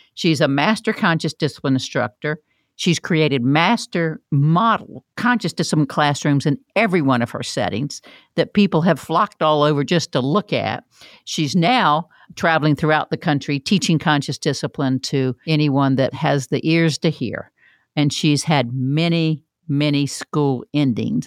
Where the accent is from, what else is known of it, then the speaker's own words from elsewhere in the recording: Florida, United States; I'm from Florida